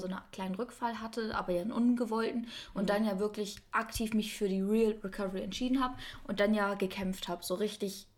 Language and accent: German; Kiel, Schleswig-Holstein, Germany; moved away as an adult; now in Stuttgart, Germany; von, von Kiel so nach Stuttgart